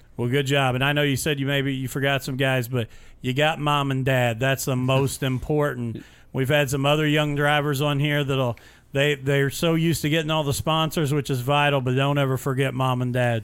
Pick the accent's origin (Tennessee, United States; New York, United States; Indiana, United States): Indiana, United States; Mitchell; this is a kid from my hometown and where I graduated high school